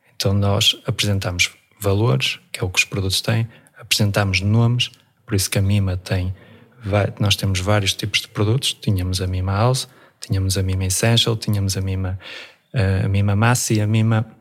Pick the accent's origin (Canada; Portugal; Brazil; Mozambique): Portugal; Vila Praia de Âncora, Viana do Castelo; also born or lived in Almada / Afife; eu nasci, nasci em Almada, mas os meus pais vieram muito cedo para a Vila Praia de Âncora e sempre surfei aqui em Afif